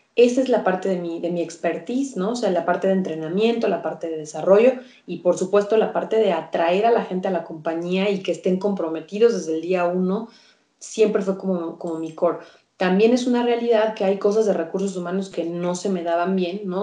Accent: Mexico; nace Candidat, que que es ahora mi empresa, y, es así como me convierto yo en career coach en, México

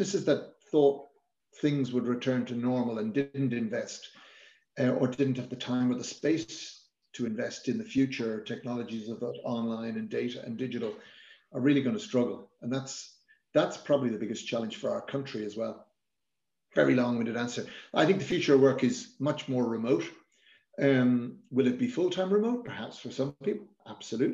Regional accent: Ireland; as an Irish nation

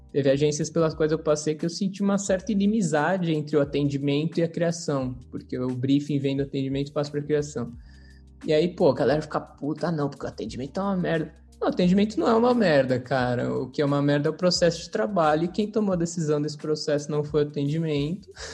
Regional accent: São Paulo, Brazil; also born or lived in Mairiporã area; Eu sou natural de São Paulo.

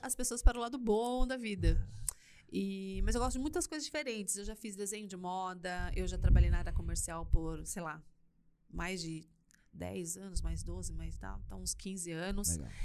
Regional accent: São Paulo, Brazil; moved away as an adult; now in Curitiba, Brazil; eu nasci em São Paulo. Tá. Nasci aqui na, na capital de São Paulo, né, não aqui em, em Campinas, óbvio.

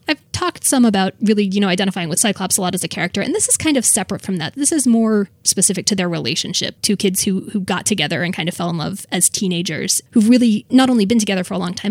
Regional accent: Florida, United States; also born or lived in Indiana; I'm technically from Indiana, but basically grew up in Florida.

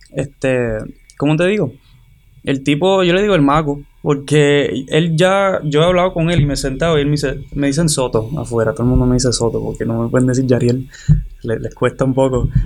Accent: Hatillo, Puerto Rico; moved away as an adult; soy de Tío Puerto Rico

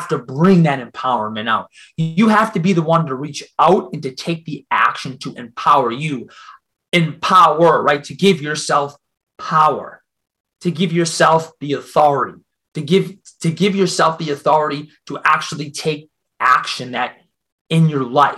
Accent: Boston, Massachusetts, United States; accent: Boston; I'm from Boston

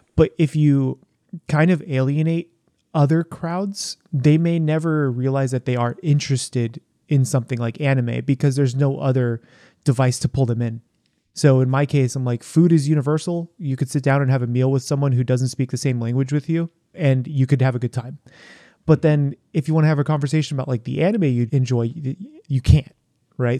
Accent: San Diego, California, United States; now in Portland, United States; Growing up in San Diego, you have a ton, a ton of food

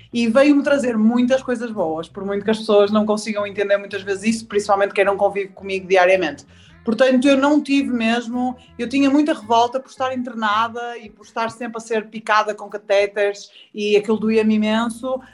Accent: Porto, Norte, Portugal; sou do Porto. Sou do Porto.

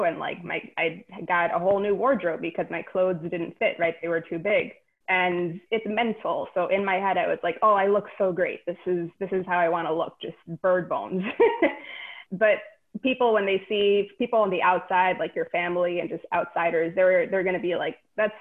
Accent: New York City, New York, United States; I am a Queens native, born and raised in New York City.

